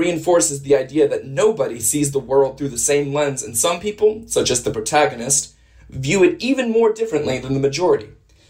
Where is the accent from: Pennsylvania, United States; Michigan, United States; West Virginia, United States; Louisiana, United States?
Louisiana, United States; New Orleans; I'm from New Orleans, Louisiana, and I'm on Planet Classroom.